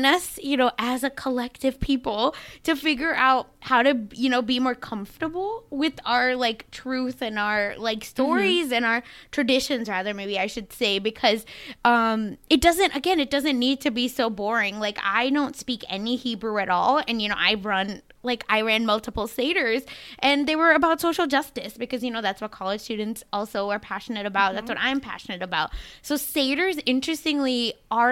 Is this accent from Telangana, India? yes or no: no; Mumbai, Maharashtra, India; now in United States; where I grew up in India